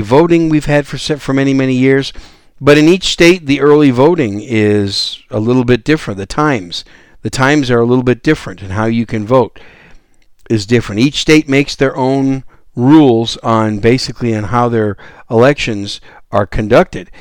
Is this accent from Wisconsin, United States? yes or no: yes; Wisconsin, United States; moved away as an adult; also born or lived in New York City; now in San Antonio, United States; I was born in New York City and raised in Wisconsin, so I'm a Yankee